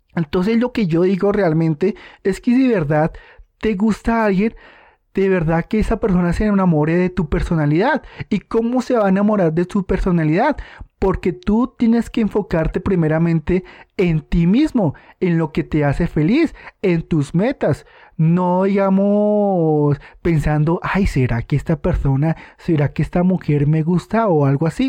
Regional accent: Colombia; aquí en mi país Colombia

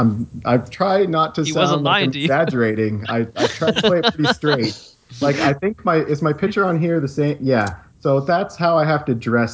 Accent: Canada; Hold on, I'm Canadian.

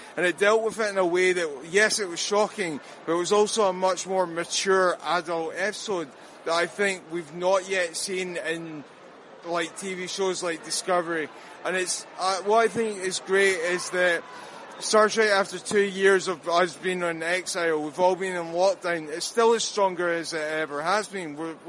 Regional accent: Glasgow, Scotland, United Kingdom; Scotland, Glasgow.

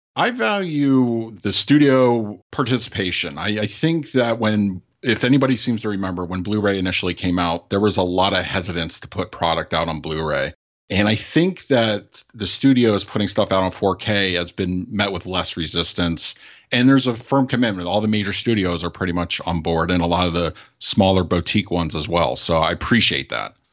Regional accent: Los Angeles, California, United States; moved away; I'm originally from the Los Angeles area. I grew up out there.

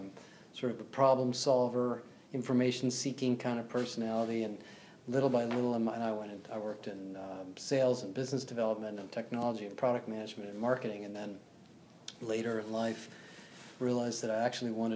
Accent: California, United States; also born or lived in Brookline, Massachusetts; I was born in Brookline, Massachusetts, and grew up in California

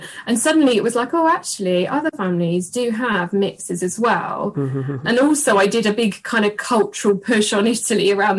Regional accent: England, United Kingdom; now in London, United Kingdom; So he basically went into an English nursery surrounded by English, came home and I'm English.

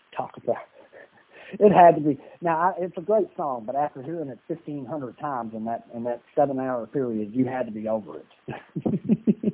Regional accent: Louisville, Kentucky, United States; moved away as an adult; also born or lived in Dallas, Texas; I spent four years in Dallas uh, Texas, and then um, uh, in 1984, my mom and me moved to Louisville, Kentucky

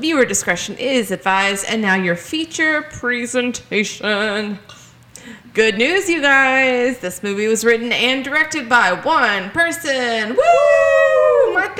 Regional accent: United States; my American dumbass white brain

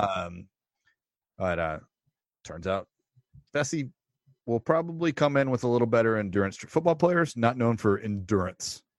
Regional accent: Texas, United States; I'm from Texas

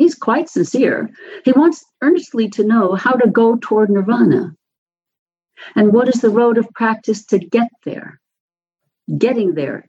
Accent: New York City, New York, United States; when I was a kid growing up in New York City, my subway stop was a dusty, bare concrete and metal platform

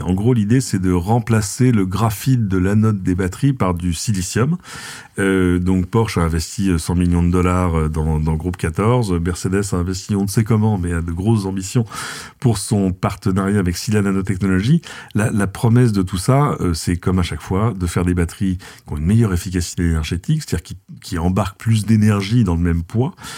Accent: France; chez nous en France

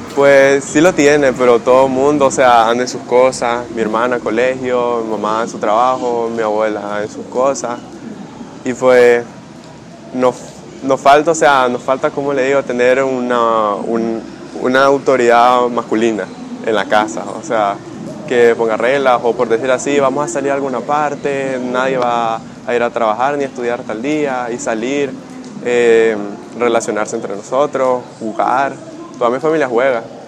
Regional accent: Rivas, Nicaragua; soy de Rivas

